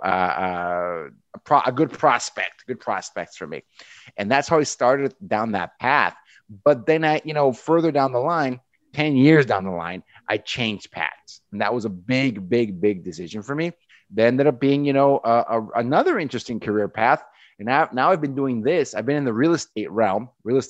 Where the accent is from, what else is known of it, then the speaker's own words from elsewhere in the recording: Mexico; moved away; I grew up in Mexico. That's where I'm from, on the border with the U.S.